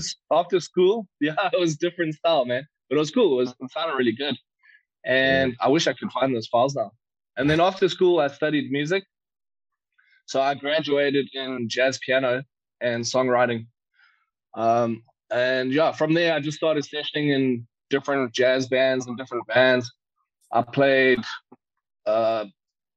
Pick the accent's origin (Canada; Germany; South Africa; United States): South Africa; Warner Beach, KwaZulu-Natal; when I was a toddler, I grew up in Warner Beach